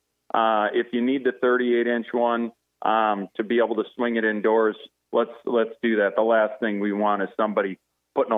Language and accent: English; Faribault, Minnesota, United States; Luc and I grew up together in Faribault